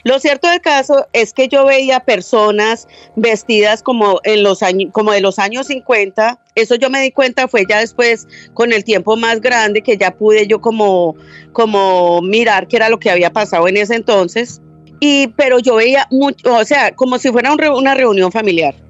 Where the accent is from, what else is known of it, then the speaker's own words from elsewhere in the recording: Medellín, Antioquia, Colombia; now in Florida, United States; yo nací en Medellín